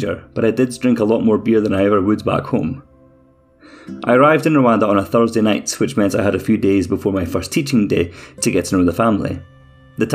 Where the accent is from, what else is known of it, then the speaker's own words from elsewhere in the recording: Scotland, United Kingdom; accent: Scottish; my Scottish accent